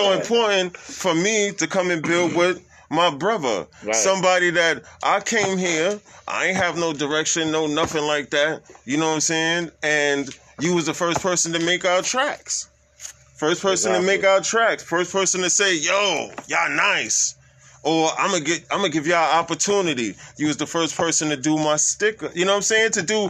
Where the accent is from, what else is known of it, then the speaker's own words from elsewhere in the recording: Brooklyn, New York, United States; born there; also born or lived in Manhattan / Bronx; I'm a brother that I was born in Brooklyn.